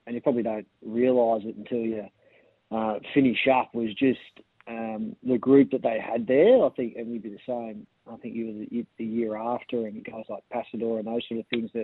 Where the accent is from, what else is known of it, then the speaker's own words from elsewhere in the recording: Victoria, Australia; moved away as an adult; also born or lived in South Australia; now in Adelaide, Australia; I'm originally from Victoria and grew up playing in the TAC Cup